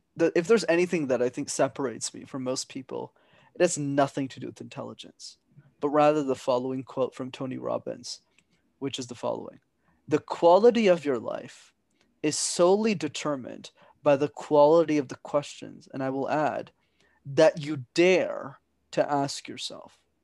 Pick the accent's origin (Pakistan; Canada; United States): Canada; Montreal, Quebec; my parents are from Sri Lanka, but I'm born and raised in Montreal.